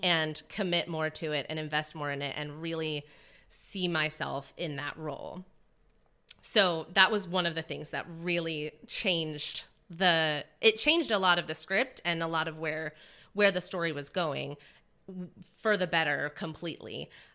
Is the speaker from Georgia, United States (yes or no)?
no; Indiana, United States; now in San Francisco, United States; I'm from Indiana